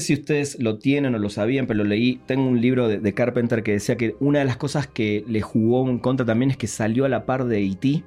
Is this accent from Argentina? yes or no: yes; Argentina; moved away as an adult; yo todavía vivía en Argentina, hace 14 años que vivo acá, pero en los 90 vivía en Argentina